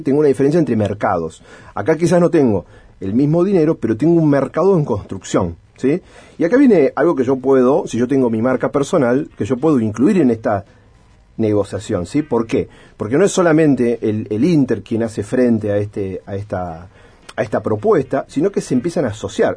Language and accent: Spanish; Argentina; Nosotros como argentinos